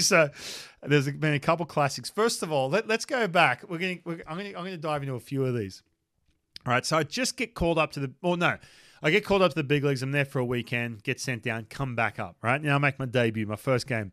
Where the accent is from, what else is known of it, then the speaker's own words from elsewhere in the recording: Australia; moved away; I'm from Australia